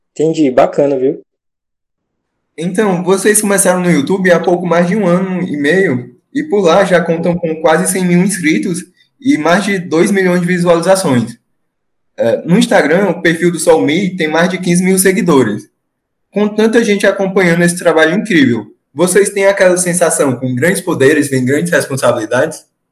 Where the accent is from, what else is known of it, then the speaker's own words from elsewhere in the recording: Ceará, Brazil; eu sou do, sou do Ceará, do Nordeste